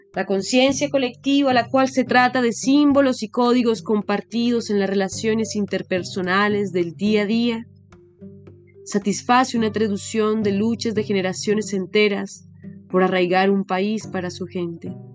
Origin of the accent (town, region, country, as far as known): Colombia; moved away